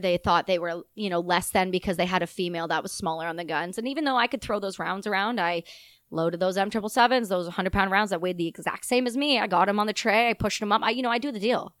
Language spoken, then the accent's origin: English; Ontario, Canada; also born or lived in Quebec; I'm from Ontario, the province beside it